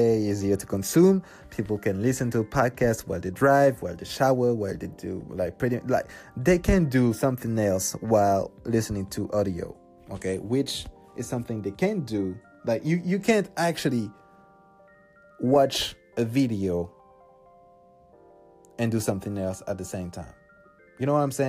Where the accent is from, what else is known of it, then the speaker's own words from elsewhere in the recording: Paris, Île-de-France, France; English is a second language; I'm from France, I'm from Paris, and nobody speaks English here.